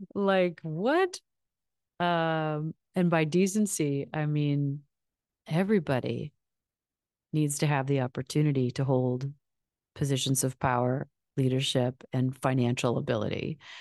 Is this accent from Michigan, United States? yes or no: yes; Michigan, United States; I'm from Michigan